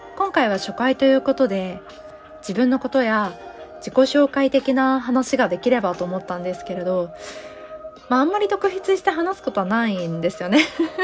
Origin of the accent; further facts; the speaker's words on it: Osaka, Japan; accent: Kansai dialect; moved away as an adult; now in Kanto, Japan; 出身は大阪でして生まれも育ちも大阪です